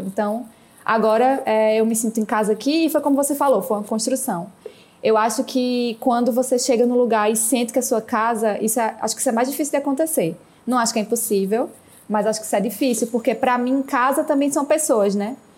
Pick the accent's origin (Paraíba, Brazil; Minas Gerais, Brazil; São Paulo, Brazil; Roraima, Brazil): Paraíba, Brazil; also born or lived in Barcelona; now in Rio de Janeiro, Brazil; eu sou da Paraíba, tinha voltado de Barcelona e agora eu moro no Rio